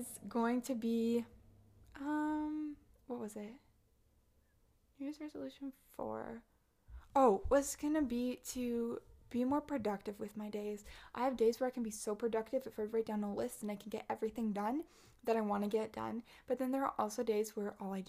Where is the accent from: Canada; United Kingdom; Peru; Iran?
Canada; I was also in two lockdowns in 2021 because I'm Canadian